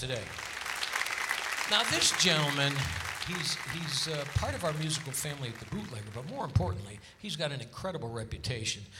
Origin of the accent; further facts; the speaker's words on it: Hartford, Connecticut, United States; now in Las Vegas, United States; Hartford, Connecticut, my hometown.